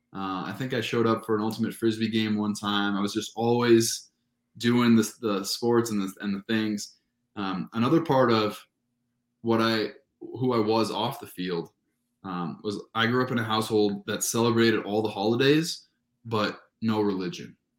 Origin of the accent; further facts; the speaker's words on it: Southern California, United States; moved away as an adult; I grew up in Southern California where there's just great amateur baseball